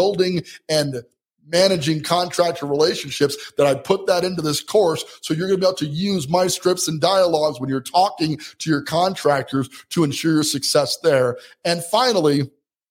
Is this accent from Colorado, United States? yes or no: yes; Colorado Springs, Colorado, United States; my hometown here, Colorado Springs, Colorado